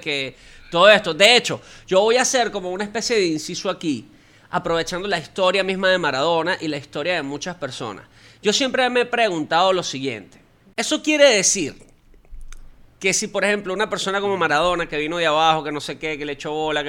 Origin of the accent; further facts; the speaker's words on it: Venezuela; nosotros como venezolanos